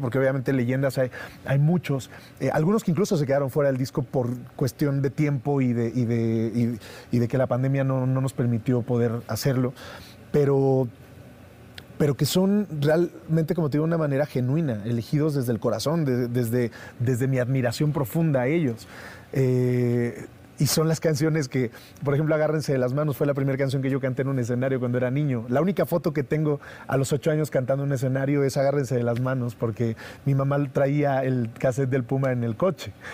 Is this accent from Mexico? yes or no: yes; Mexico